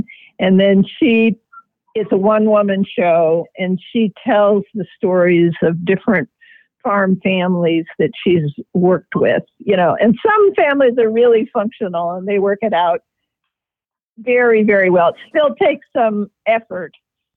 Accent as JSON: {"language": "English", "town": "Manning", "region": "Iowa", "country": "United States", "tie": "born or raised there", "also_born_or_lived": "Davenport, Iowa", "said": "in my younger years, I grew up in Manning, just down the road from Liz"}